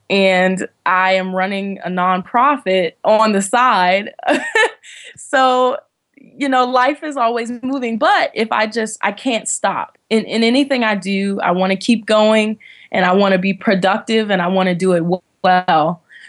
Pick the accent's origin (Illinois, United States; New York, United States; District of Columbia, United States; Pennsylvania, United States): District of Columbia, United States; Washington; I was born and raised in Washington, D.C. I lived most of my life with my maternal grandmother